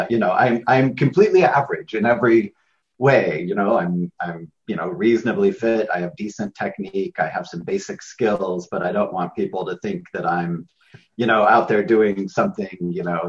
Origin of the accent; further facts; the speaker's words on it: United States; I'm an American